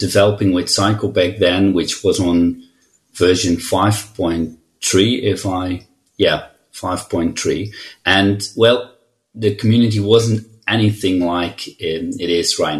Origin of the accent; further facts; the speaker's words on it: Netherlands; I'm from the Netherlands, and I'm a CTO and senior consultant at We Are You